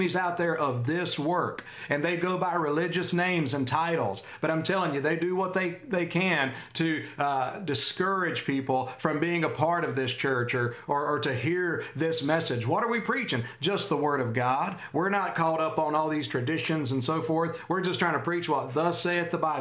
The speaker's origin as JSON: {"language": "English", "country": "United States", "said": "I'm an American"}